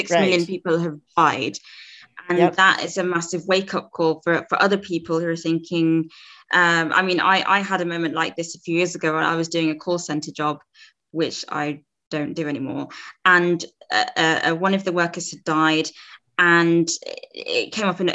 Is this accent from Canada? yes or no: no; Zambia; moved away; I'm from Zambia originally in Africa